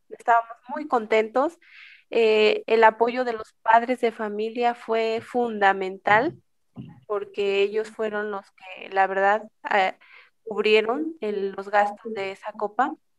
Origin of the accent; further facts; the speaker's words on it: Oaxaca, Mexico; al menos yo no conocía mucho de mi tierra